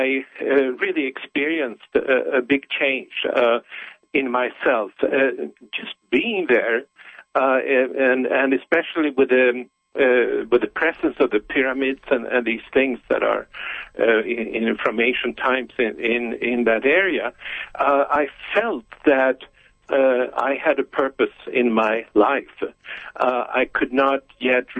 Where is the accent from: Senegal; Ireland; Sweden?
Sweden; Stockholm, Stockholm County; I was born in Stockholm, in Sweden, in 1950. And that's where I was raised